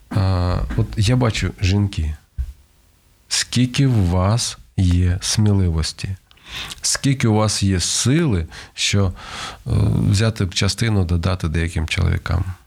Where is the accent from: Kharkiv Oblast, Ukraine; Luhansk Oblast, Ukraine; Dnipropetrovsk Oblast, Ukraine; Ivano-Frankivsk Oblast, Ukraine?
Kharkiv Oblast, Ukraine; Kharkiv; концерт в Харкові, це моє рідне місто